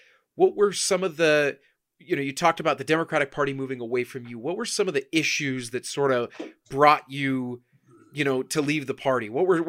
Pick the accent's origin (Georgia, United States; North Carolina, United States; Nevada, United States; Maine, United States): Nevada, United States; Las Vegas; I'm born and raised in Vegas